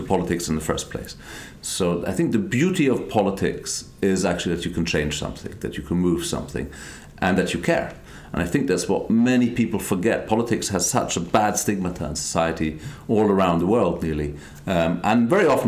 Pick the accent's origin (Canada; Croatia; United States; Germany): Germany; also born or lived in London / Israel / Scotland / Iraq; I'm an Israeli Scotsman born in London who grew up in Germany